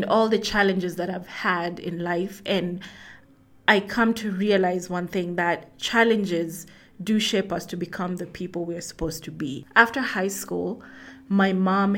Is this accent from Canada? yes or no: no; Rift Valley, Kenya; now in Nairobi, Kenya; I grew up in Rift Valley, Kenya, live in Nairobi